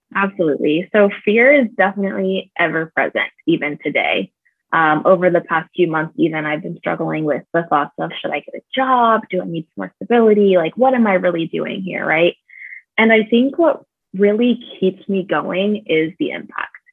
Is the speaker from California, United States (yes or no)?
yes; California, United States; moved away as an adult; also born or lived in Michigan; now in Phoenix, United States; I am originally from California. I'm definitely a West Coast girl, but I've lived in Phoenix for about four years now.